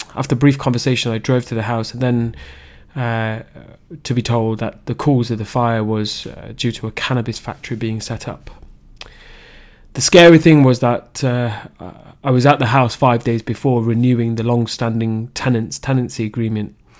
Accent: Leicester, East Midlands, United Kingdom; I was raised in Leicester, the Belgrave area to be specific

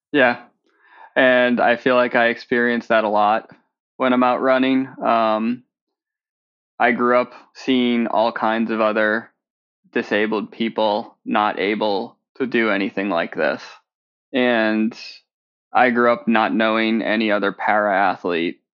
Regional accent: just outside of Boston, Massachusetts, United States; I grew up just outside of Boston

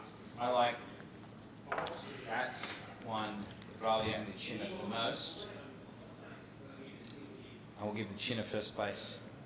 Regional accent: Australia; being Australian.

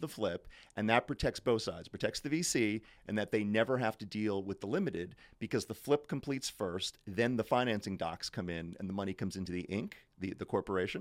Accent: United States; moved away as an adult; now in London, United Kingdom; as an American coming into the U K

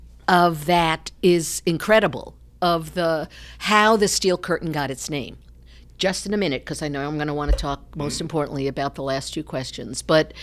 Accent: New York, United States; now in Ohio, United States; I'm from New York. Didn't have a love for sports when I was growing up, came to Ohio and still didn't, you know, have a connection.

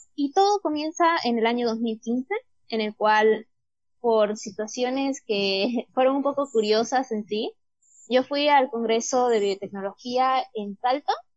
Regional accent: Bolivia

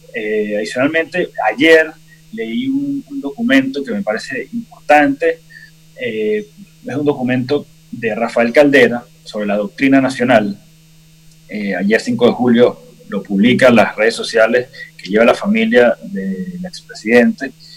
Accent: Venezuela; como venezolanos

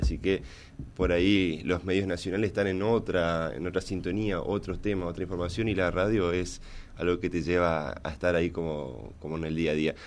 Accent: Villa Ángela, Chaco, Argentina; also born or lived in Corrientes; yo soy de Villa Ángela del Chaco

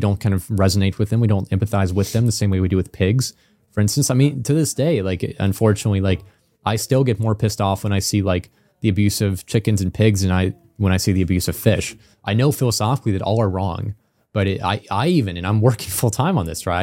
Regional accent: Illinois, United States; I grew up in Illinois in the U S

